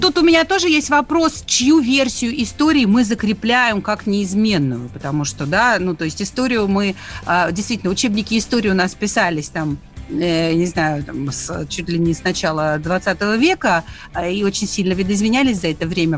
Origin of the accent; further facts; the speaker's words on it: Makiivka, Donetsk Oblast, Ukraine; moved away; also born or lived in Khanzhonkovo; как человек, который вырос в Донбассе, э, я родом из Макеевки